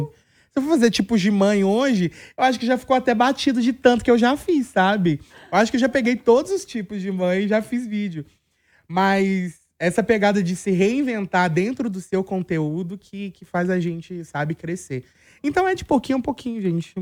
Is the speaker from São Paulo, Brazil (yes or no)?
no; Belo Horizonte, Minas Gerais, Brazil; eu sou de Belo Horizonte